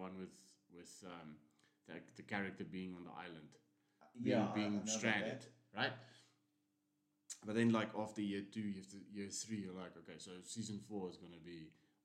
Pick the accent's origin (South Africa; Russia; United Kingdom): South Africa; we are South African